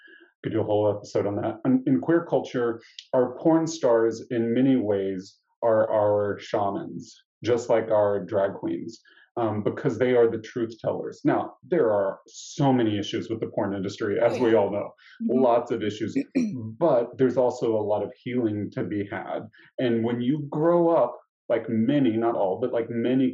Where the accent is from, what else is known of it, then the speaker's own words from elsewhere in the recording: Nashville, Tennessee, United States; I grew up in Nashville, Tennessee